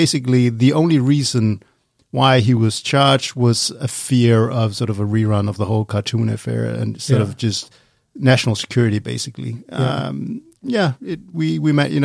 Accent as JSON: {"language": "English", "country": "Denmark", "tie": "born or raised there", "accent": "Danish", "said": "I grew up in Denmark"}